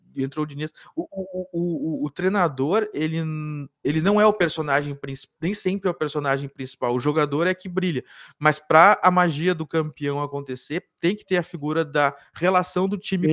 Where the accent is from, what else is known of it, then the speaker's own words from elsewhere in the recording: Cachoeira do Sul, Rio Grande do Sul, Brazil; now in Porto Alegre, Brazil; Eu sou de Cachoeira